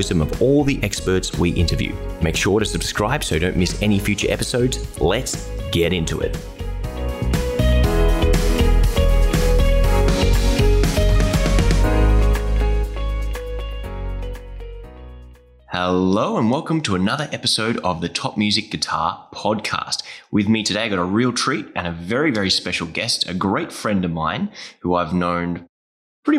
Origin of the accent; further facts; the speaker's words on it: Australia; accent: Aussie; I've got my Aussie accent engaged right now